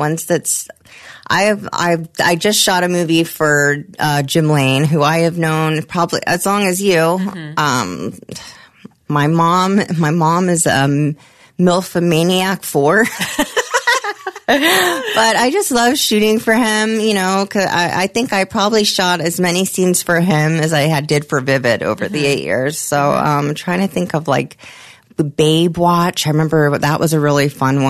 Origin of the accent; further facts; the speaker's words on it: Germany; moved away; I'm from Germany.